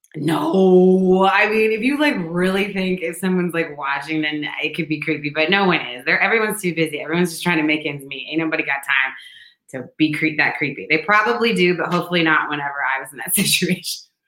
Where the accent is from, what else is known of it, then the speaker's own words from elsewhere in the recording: St. Louis, Missouri, United States; now in New York City, United States; I'm from St. Louis.